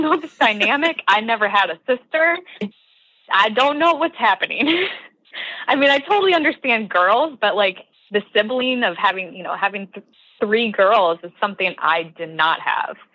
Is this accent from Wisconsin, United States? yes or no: yes; Southwest Wisconsin, United States; Wisconsin, uh, my home state